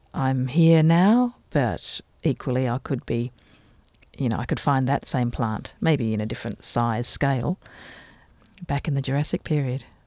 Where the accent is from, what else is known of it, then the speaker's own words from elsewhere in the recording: Canberra, Australian Capital Territory, Australia; also born or lived in Adelaide, South Australia; now in Tasmania, Australia; I was born in Adelaide in South Australia and, um, we moved to Canberra